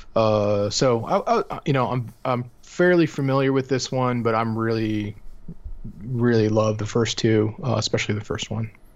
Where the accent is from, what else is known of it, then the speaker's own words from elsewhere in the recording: Cleveland, Ohio, United States; growing up in Cleveland